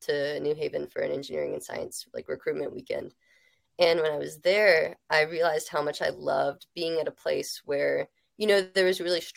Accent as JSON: {"language": "English", "region": "Georgia", "country": "United States", "tie": "born or raised there", "also_born_or_lived": "Connecticut / Hudson River Valley, New York", "moved": "as an adult", "lives_now": "Colorado, United States", "said": "I'm born and raised in Georgia, and I lived there for 18 years before I went to school at Yale"}